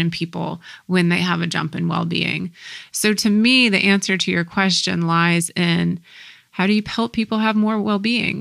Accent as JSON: {"language": "English", "country": "United States", "tie": "born or raised there", "said": "growing up in the States"}